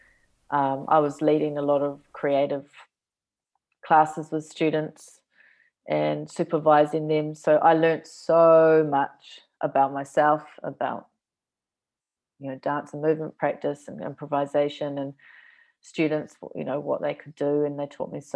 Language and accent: English; Auckland, New Zealand; moved away as an adult; now in Iceland; my hometown at that time, Auckland City